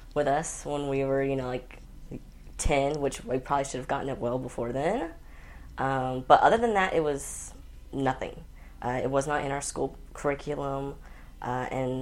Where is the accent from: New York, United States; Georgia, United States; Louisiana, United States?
Georgia, United States; Central; I grew up in Central Georgia